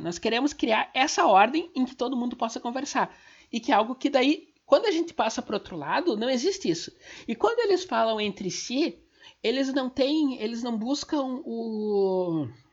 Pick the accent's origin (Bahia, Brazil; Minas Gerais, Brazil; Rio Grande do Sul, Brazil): Rio Grande do Sul, Brazil; Gaúcha; eu sou gaúcha